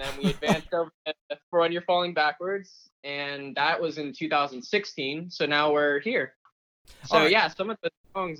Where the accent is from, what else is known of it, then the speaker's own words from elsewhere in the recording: Katy, Texas, United States; also born or lived in California; It's called Katy. It's where I grew up personally. I moved here from California when I was like about 12, been living in Katy ever since.